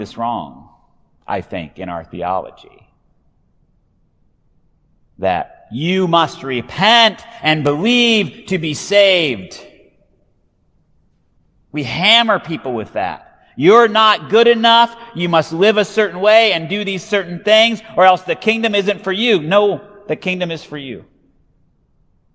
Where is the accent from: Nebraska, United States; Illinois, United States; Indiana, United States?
Nebraska, United States; Hay Springs; my town has two words in its name. Hay Springs